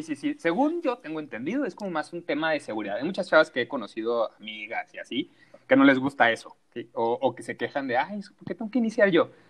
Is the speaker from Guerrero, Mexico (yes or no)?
no; Sinaloa, Mexico; also born or lived in Culiacán; now in Mexico City, Mexico; yo soy de Sinaloa, radico en la Ciudad de México